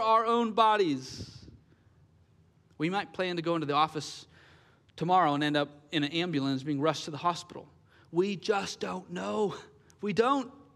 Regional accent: Gresham, Oregon, United States; I was born and raised here in Gresham

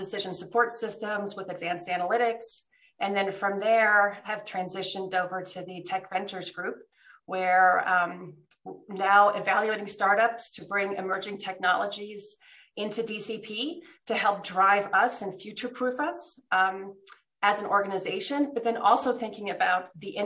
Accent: New Jersey, United States; moved away as an adult; also born or lived in Switzerland; now in Denver, United States; I actually grew up until I was in second grade in Switzerland. And for us, the weekends were skiing in the Alps. Mm-hmm. And then my parents moved us to New Jersey

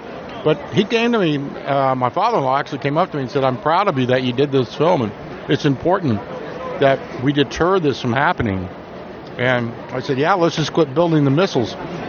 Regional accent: Kansas City, Missouri, United States; they knew I was from Kansas City, so they were interested in... That's one of the main reasons I got it, because I was from that area.

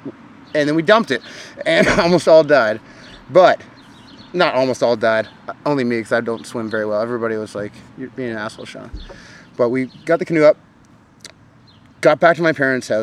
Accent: Oakville, Ontario, Canada; I grew up in a co-op though. I think I might have been the only one in Oakville

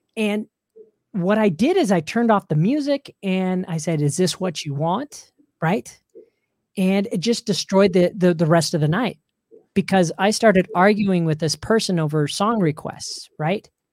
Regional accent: Salt Lake City, Utah, United States; also born or lived in Orlando; And this is where I grew up here in Salt Lake City.

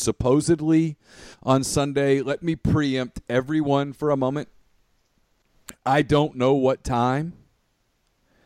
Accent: Ruston, Louisiana, United States; growing up in Ruston

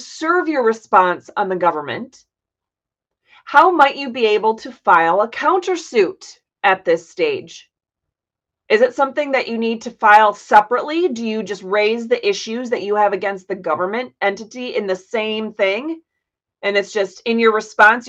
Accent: Florida, United States; I grew up in Florida, but I wasn't taught anything about the laws here

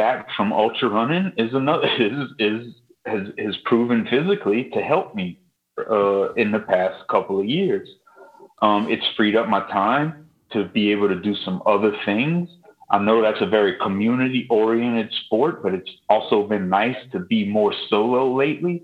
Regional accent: Lafourche Parish, Louisiana, United States; I'm from Lafourche Parish

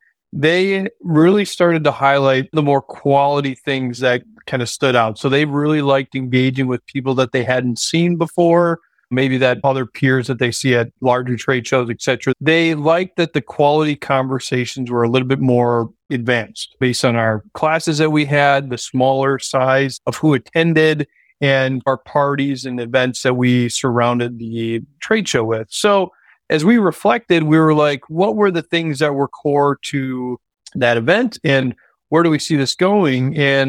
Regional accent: Kentucky, United States; I'm from Kentucky, this person's from Ohio.

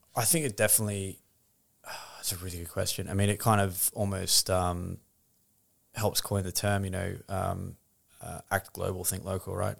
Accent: Australia; moved away as an adult; now in London, United Kingdom

